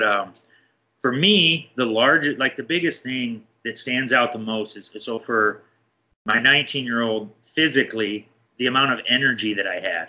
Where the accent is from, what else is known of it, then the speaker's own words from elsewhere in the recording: Iowa, United States; so I'm from Iowa, the Midwest, right?